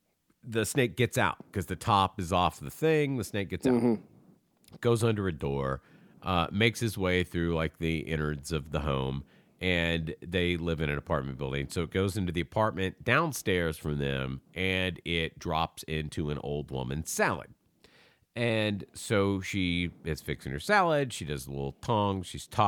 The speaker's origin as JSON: {"language": "English", "region": "the South", "country": "United States", "tie": "born or raised there", "said": "I grew up in the South. I fucking had to pull lots of snakes out of chicken houses."}